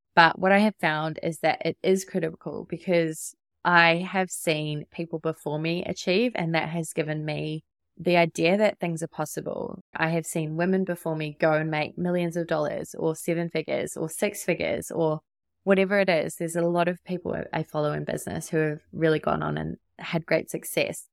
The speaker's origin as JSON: {"language": "English", "country": "New Zealand", "also_born_or_lived": "Sydney, Australia", "moved": "as an adult", "lives_now": "Gold Coast, Australia", "said": "I'm not from Australia. I'm from New Zealand."}